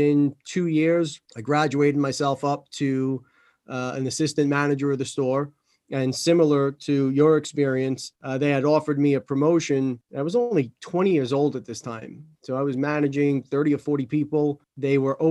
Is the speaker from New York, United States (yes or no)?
yes; New York City, New York, United States; I'm a Staten Island boy.